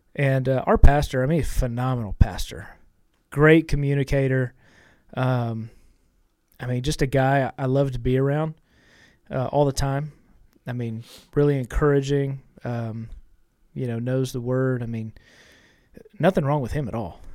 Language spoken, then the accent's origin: English; Austin, Texas, United States; I came back to Austin. I was born in Austin, you know, went off to school.